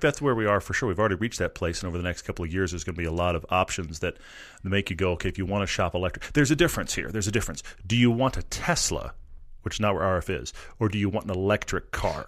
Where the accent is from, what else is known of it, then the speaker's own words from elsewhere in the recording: Texas, United States; I'm a Texan